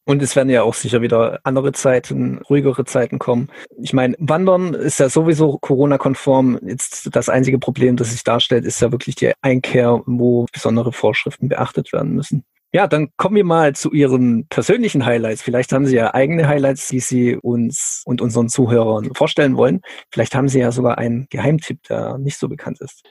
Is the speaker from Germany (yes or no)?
yes; Schiltach, Baden-Württemberg, Germany; Schiltach, also meine Heimatstadt